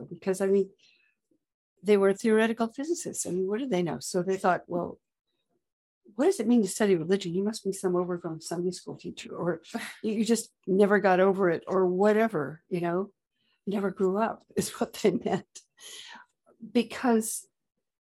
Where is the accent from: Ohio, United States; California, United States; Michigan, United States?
California, United States; Growing up in California